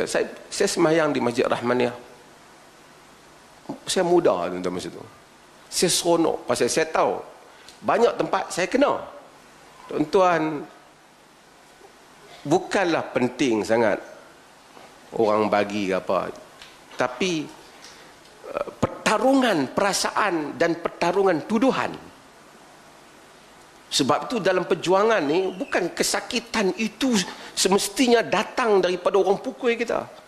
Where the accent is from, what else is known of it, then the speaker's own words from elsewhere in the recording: Penang, Malaysia; Saya saya orang Pulau Pinang. First time main Perlis.